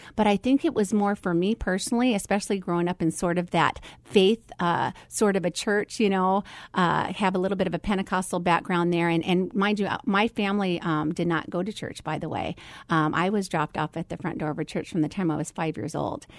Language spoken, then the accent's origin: English; Phoenix, Arizona, United States; also born or lived in Philippines; my story starts right here in the Valley of the Sun. So I have pretty much grown up here my whole entire life, um, uh, from the age of one.